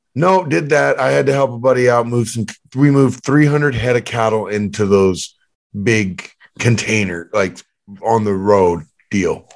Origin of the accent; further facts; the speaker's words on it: Canada; I'm from Canada